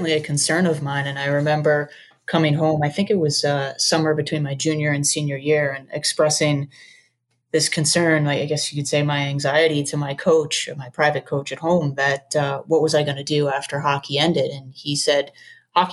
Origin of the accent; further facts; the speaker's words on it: Long Island, New York, United States; I grew up playing hockey on Long Island